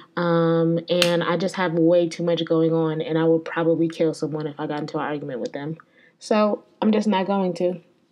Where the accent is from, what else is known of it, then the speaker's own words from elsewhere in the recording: Connecticut, United States; now in Atlanta, United States; I grew up in Connecticut.